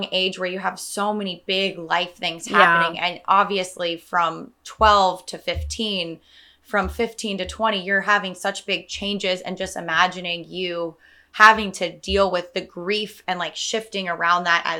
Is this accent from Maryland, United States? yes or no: no; Salinas, California, United States; now in San Francisco, United States; I'm from Salinas, a couple hours south